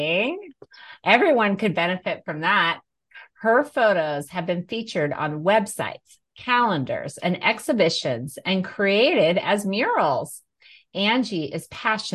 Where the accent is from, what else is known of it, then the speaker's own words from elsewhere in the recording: Alaska, United States; I grew up in Alaska